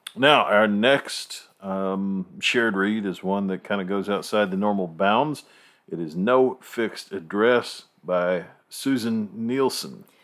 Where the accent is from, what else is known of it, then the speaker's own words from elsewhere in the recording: Virginia, United States; I was born in Virginia